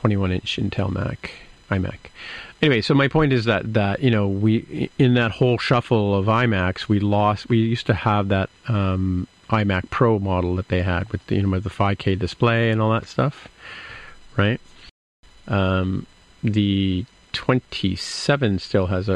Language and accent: English; Canada; I'm Canadian